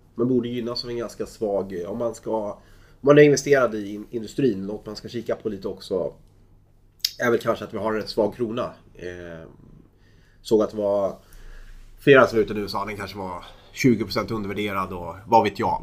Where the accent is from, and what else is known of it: Sweden